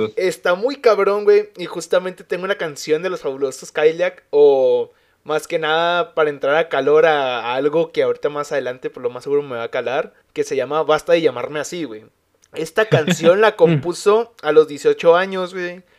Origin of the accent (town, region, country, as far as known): Mexico